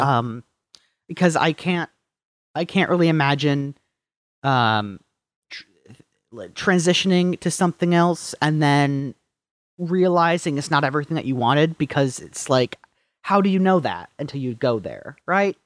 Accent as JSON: {"language": "English", "town": "Marquette", "region": "Michigan", "country": "United States", "also_born_or_lived": "Traverse City, Michigan", "moved": "as an adult", "said": "I was from Marquette, from the upper, upper peninsula"}